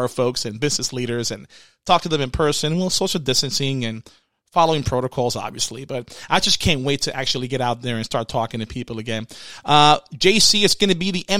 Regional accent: Puerto Rico; I grew up in Puerto Rico, so most of the households I stayed in in Puerto Rico, they have chickens in the back.

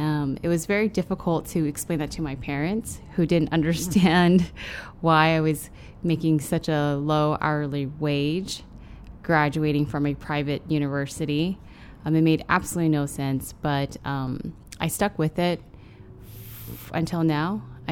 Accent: San Francisco, California, United States; born there; My parents are, they came here to the States during the Vietnam War in the late 70s, early 80s. I was born in San Francisco.

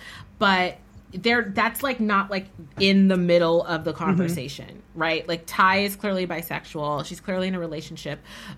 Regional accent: San Francisco, California, United States; I was born and raised in San Francisco.

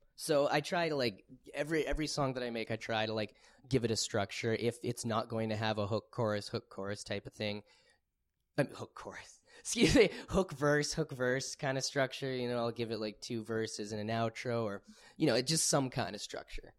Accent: Winnipeg, Manitoba, Canada; I'm from Winnipeg

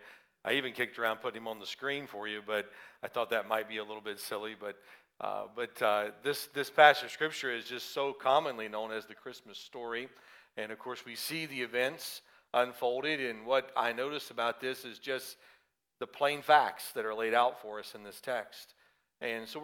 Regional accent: the South, United States; accent: southern; moved away; my southern accent may come out more after having spent time with them

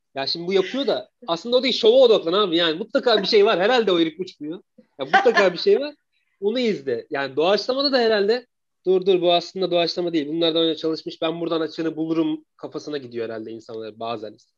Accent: Eskişehir, Turkey; 86 yılında Eskişehir'de dünyaya geldim.

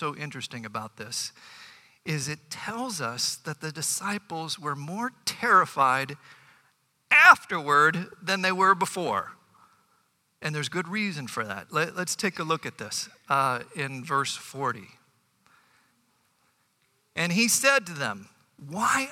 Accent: Bay Village, Ohio, United States; growing up in Bay Village

